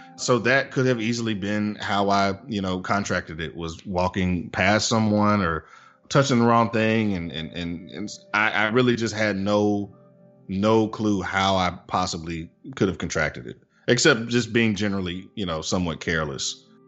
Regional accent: Tuscaloosa, Alabama, United States; now in Birmingham, United States; live in Birmingham, Alabama. I'm originally from Tuscaloosa, uh, but consider myself a, Birminghamian.

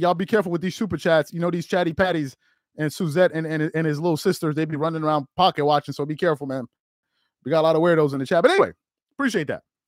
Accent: New York, United States; growing up in New York

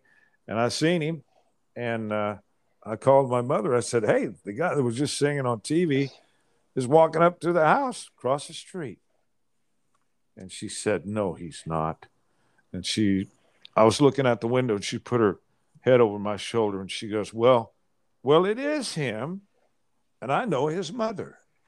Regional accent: Oildale, California, United States; also born or lived in Kansas; I was born in Kansas in 1950, went to California in 1959, and in 1961, moved to Oildale, California, which is

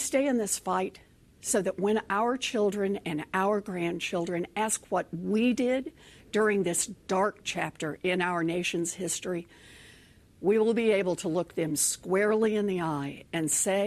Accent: Oklahoma, United States; moved away as an adult; also born or lived in Texas; As a little girl growing up in Oklahoma

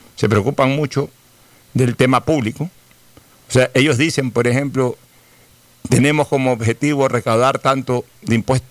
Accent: Ecuador; nosotros los ecuatorianos

